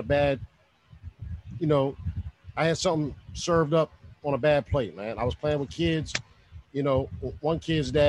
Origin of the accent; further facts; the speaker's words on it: Alexandria, Virginia, United States; moved away; also born or lived in Winchester, Virginia; my hometown, Alexandria